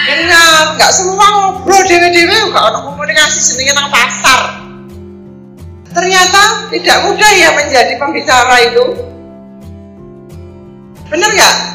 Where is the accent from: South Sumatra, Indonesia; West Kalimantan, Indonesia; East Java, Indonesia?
East Java, Indonesia; Surabaya; also born or lived in Banjarmasin; Saya berasal dari Banjarmasin lain Saya adalah tangga 3 Agustus 1969. Di sana saya hanya lahir, tapi saya dibesarkan di Surabaya.